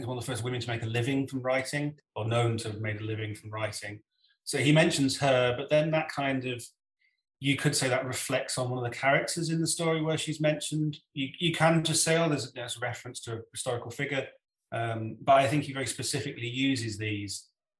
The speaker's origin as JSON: {"language": "English", "region": "England", "country": "United Kingdom", "accent": "Northern English", "moved": "yes", "lives_now": "Scotland", "said": "And if I go back to where I came from in the north of England, my accent becomes more Northern English. But I've lived in Scotland now for 20 years and I haven't picked any of that up, really."}